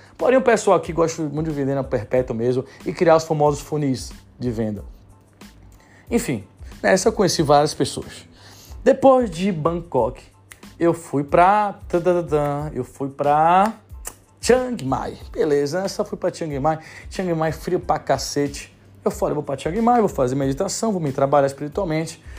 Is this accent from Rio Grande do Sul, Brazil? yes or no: no; Bahia, Brazil; sou da Bahia, sou baiano